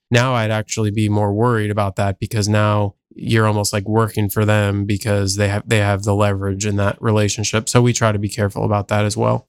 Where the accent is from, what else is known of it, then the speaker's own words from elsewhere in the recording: New Jersey, United States; now in Columbus, United States; I actually grew up on the East Coast, uh, so I grew up in New Jersey